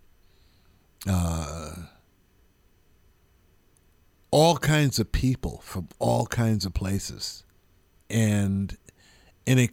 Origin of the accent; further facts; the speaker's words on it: East Coast, United States; moved away; also born or lived in San Francisco; I was like from the East Coast